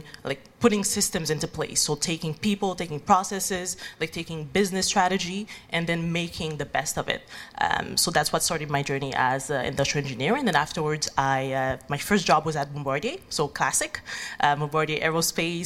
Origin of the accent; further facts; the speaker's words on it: Haiti; moved away as an adult; now in Montreal, Canada; I'm originally from Haiti